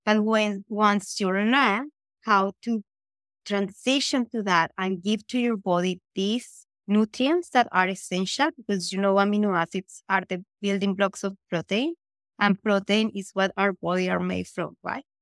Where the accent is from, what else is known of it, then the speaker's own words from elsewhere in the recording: Colombia; moved away as an adult; now in Vancouver, Canada; I was born in Colombia. I immigrated here in two thousand eleven